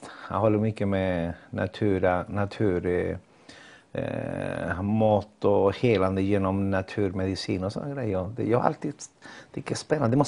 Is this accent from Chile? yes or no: yes; Chile; Swedish is a second language; moved away as an adult; also born or lived in Ecuador; now in Gothenburg, Sweden; jag kommer från Chile och har bott i Sverige i 40 år. Lämnade mitt land när jag var 21 år. Eh, bodde i Ecuador innan och sen eh, hamnade jag i Sverige eh, för 40 år sedan.